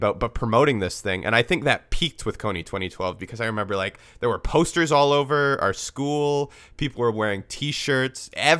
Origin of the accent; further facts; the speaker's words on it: Vancouver, British Columbia, Canada; We grew up in Vancouver